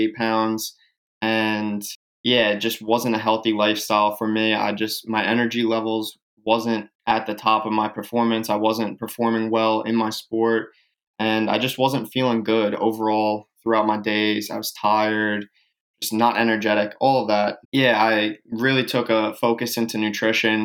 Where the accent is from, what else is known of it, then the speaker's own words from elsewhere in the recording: Long Island, New York, United States; I grew up in Long Island, New York